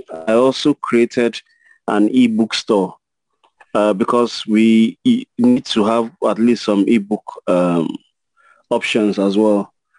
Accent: Nigeria; I recognize my identity as a Nigerian.

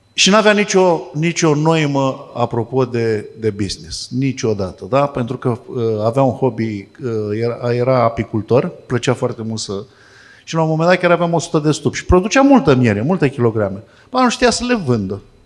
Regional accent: Fitionești, Vrancea County, Romania; Fitionești este satul meu natal

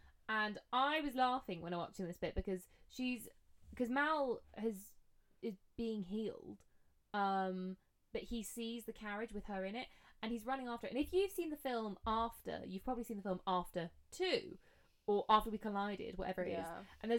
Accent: Scotland, United Kingdom; because I said about this, that I'm Scottish. You can't tell it from my accent, but...

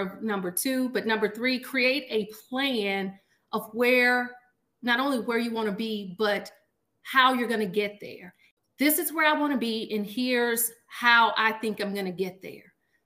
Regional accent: Washington, Arkansas, United States; now in Little Rock, United States; I am from Washington, Arkansas, which is a very small town in Southwest Arkansas

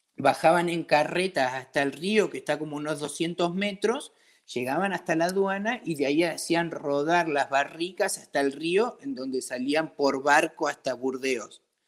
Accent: Comodoro Rivadavia, Chubut, Argentina; moved away as an adult; also born or lived in Mendoza; now in France; yo me crié en Comodoro

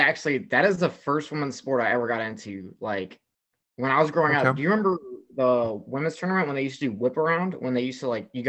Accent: Euless, Texas, United States; moved away as an adult; also born or lived in Connecticut; I grew up in Euless, Texas

